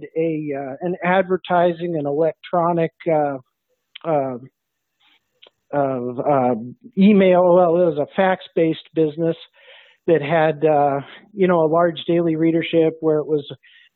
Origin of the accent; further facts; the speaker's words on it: South Bend, Indiana, United States; moved away as an adult; now in Cincinnati, United States; I grew up in South Bend, Indiana